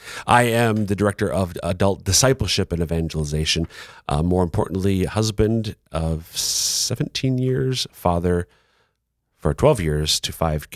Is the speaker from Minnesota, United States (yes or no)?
yes; Minnesota, United States; But I'm being from Minnesota, we don't have the closest it comes, I think, intrastate rivalry is hockey between the University of Minnesota, the Golden Gophers, and the Bulldogs of UMD.